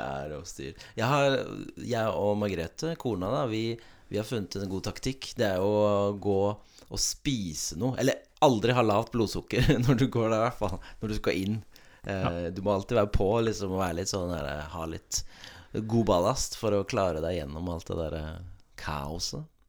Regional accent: Oslo, Norway; now in Vennesla, Norway; jeg er fra Oslo

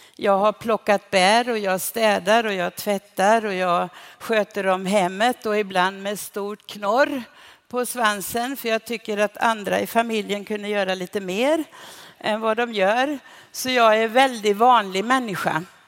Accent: Sweden; vi i Sverige

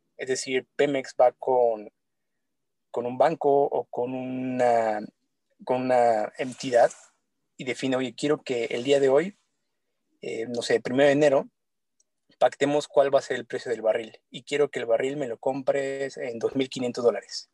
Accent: Mexico; uno como mexicano

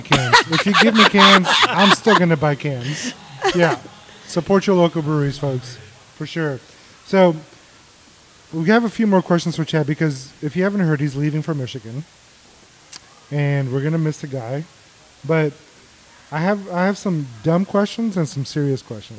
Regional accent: Mexico; now in Texas, United States; I was born in Mexico. We lived on the border for a long time

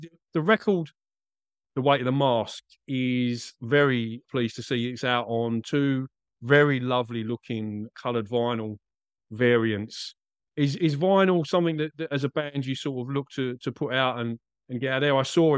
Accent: Essex, East of England, United Kingdom; moved away as an adult; now in Australia; You probably picked up from the accent, I'm not a native Australian. I'm from Essex, mate. And I came back to Essex last year, about this time last year

